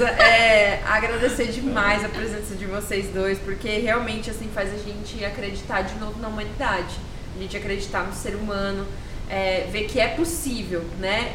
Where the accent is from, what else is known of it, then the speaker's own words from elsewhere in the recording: Campo Grande, Mato Grosso do Sul, Brazil; Eu, como campo-grandense, como sou mato-grossense